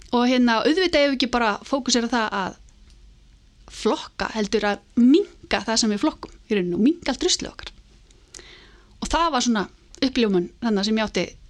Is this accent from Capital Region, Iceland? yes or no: yes; Álftanes, Capital Region, Iceland; ég er alveg upp á Altanesi eh, og í rauninni bara í, í mikill tengslum við náttúruna